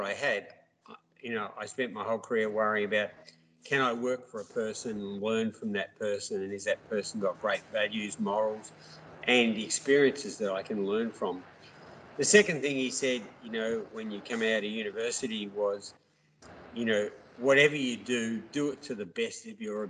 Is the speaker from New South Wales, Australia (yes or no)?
no; Melbourne, Victoria, Australia; also born or lived in New York; I grew up in Melbourne